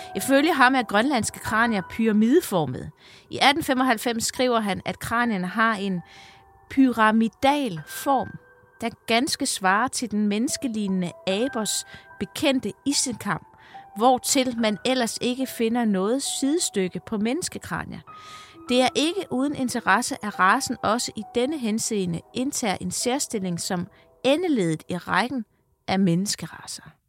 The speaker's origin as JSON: {"language": "Danish", "area": "North Funen", "region": "Southern Denmark", "country": "Denmark", "said": "jeg er faktisk fra Nordfyn"}